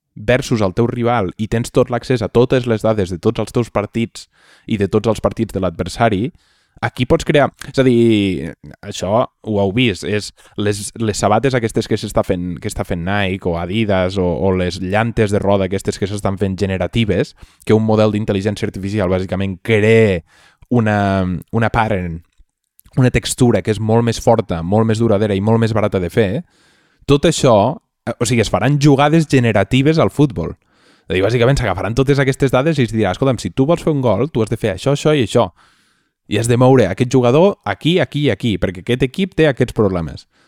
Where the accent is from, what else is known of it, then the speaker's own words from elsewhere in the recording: Catalonia, Spain; els catalanets som, som gent que no som massa valents